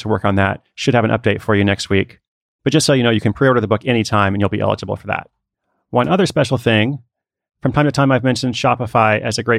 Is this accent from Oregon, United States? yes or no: yes; Portland, Oregon, United States; I'm actually in Portland, Oregon, my hometown